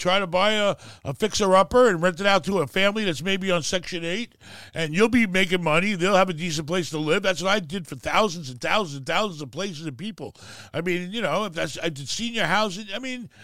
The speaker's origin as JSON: {"language": "English", "region": "New York", "country": "United States", "tie": "born or raised there", "moved": "yes", "said": "since I was a kid growing up in New York"}